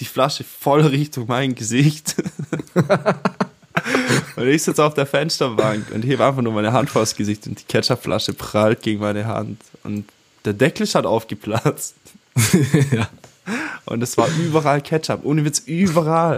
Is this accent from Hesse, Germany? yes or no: no; Swabia, Baden-Württemberg, Germany; … und ich, wir sind ja hier beide im Schwarmländle aufgewachsen